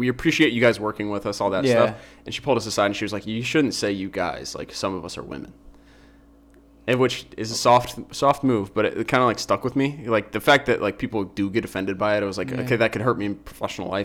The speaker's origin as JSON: {"language": "English", "town": "Oakwood", "country": "United States", "tie": "born or raised there", "said": "my hometown, like my home suburb. Oakwood"}